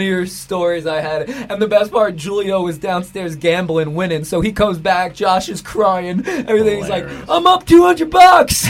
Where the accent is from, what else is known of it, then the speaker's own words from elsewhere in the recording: New York City, New York, United States; the building I grew up in Queens.